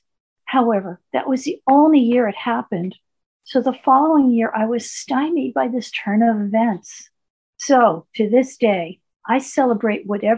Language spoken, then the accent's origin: English; New York City, New York, United States; a nice Jewish girl growing up in the Bronx in the 1950s